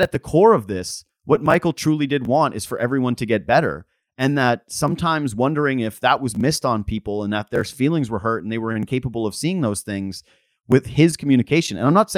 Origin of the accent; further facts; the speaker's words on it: Canada; But maybe it's because we're Canadian and I grew up loving hockey